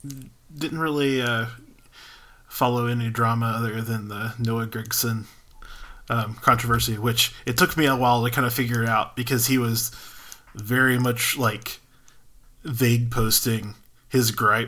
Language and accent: English; Texarkana, Texas, United States; moved away; I was born right across the state line in Texarkana.